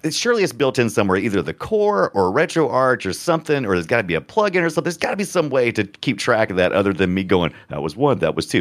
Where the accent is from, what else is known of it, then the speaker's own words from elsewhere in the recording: United States; I'm a, I'm an American